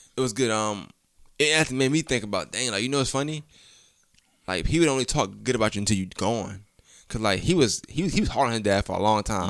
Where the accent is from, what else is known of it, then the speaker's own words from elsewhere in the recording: New York, United States; I'm from New York, like, Queens